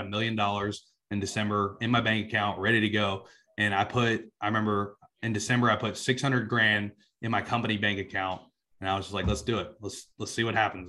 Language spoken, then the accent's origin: English; South Georgia, United States; also born or lived in suburbs of Atlanta, Georgia; I grew up in South Georgia, you know, a super country area.